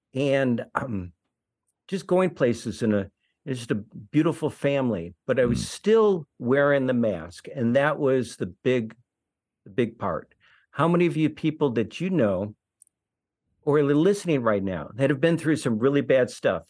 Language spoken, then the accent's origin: English; Detroit, Michigan, United States; growing up in Detroit